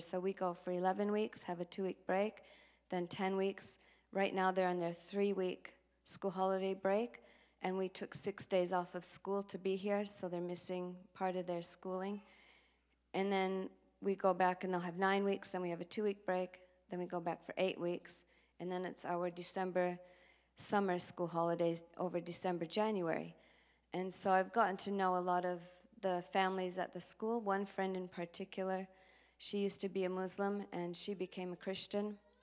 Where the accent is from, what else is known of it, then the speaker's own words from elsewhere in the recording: Minneapolis, Minnesota, United States; moved away as an adult; now in Sydney, Australia; I grew up in North Minneapolis